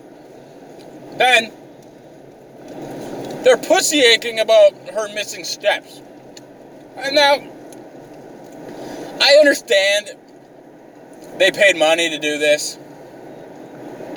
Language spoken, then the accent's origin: English; Canada